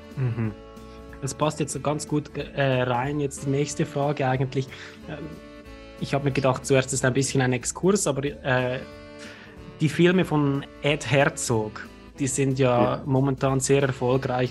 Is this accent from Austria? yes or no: no; Switzerland; als Schweizer mit bayerischen Wurzeln